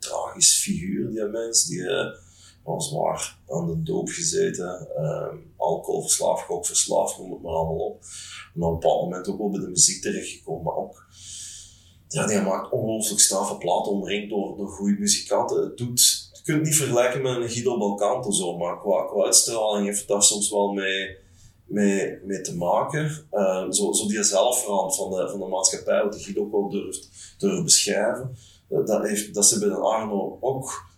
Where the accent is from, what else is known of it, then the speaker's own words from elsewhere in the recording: Lanaken, Flanders, Belgium; Ik ben van Limburg afkomstig, van Lamaken tegen Maastricht